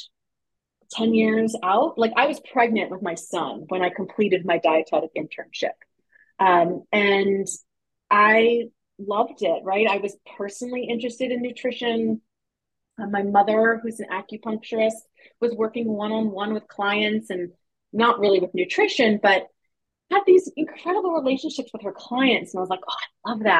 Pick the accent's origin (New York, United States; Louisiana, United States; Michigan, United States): New York, United States; moved away as an adult; also born or lived in Brooklyn; now in Western Massachusetts, United States; I'm from New York, And I lived in New York City and Brooklyn for a long time